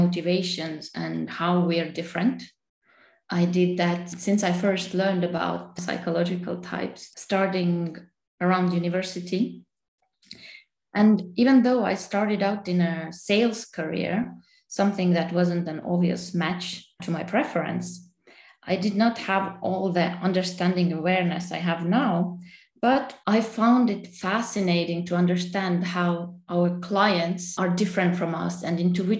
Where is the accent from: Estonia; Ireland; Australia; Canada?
Estonia; now in Geneva, Switzerland; I am from Estonia and currently living in Geneva, Switzerland.